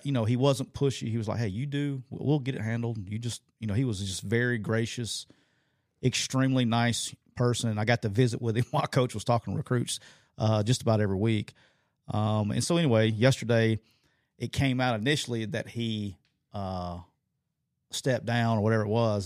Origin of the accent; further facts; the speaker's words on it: Alabama, United States; it just brings out my true redneckiness here because I'm from Alabama